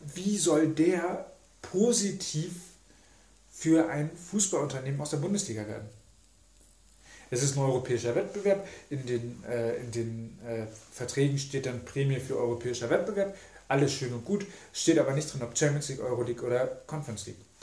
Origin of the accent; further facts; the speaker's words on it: Germany; wir als Deutsche